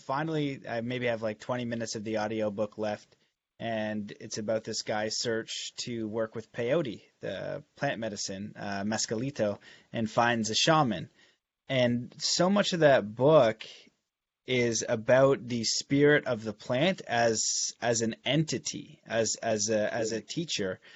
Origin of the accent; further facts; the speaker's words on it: Canada; growing up in Canada